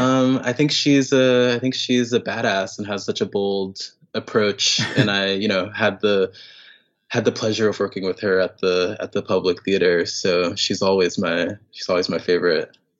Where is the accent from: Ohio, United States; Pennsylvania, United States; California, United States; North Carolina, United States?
North Carolina, United States; Raleigh; now in New York City, United States; I grew up in North Carolina, um, in Raleigh, North Carolina